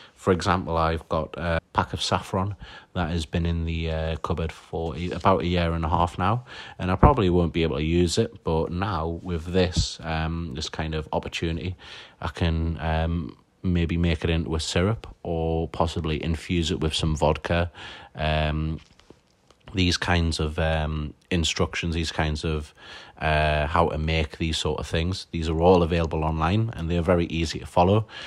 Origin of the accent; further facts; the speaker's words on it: Newcastle upon Tyne, North East England, United Kingdom; I'm a mixologist from Newcastle upon Tyne